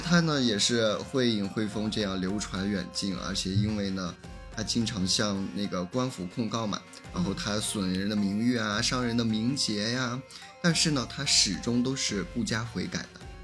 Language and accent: Chinese; Inner Mongolia, China; 我们本地内蒙的方言